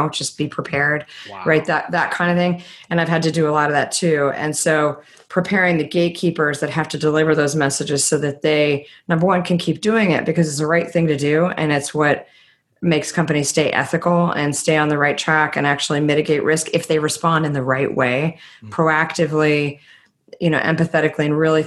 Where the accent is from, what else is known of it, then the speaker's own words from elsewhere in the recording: Texas, United States; moved away; I grew up in, I was born in Texas, and we used to go rafting, inner tubing in the hill country